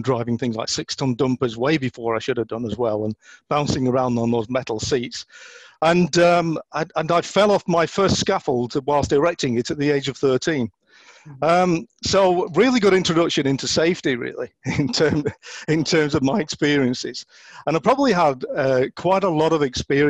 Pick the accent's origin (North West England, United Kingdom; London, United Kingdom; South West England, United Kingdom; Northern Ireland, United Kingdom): North West England, United Kingdom; Oldham; I was brought up in Oldham